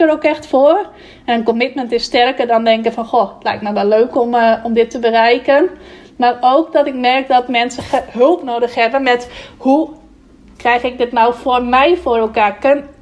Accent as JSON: {"language": "Dutch", "region": "Friesland", "country": "Netherlands", "said": "dat ik uit Friesland kwam"}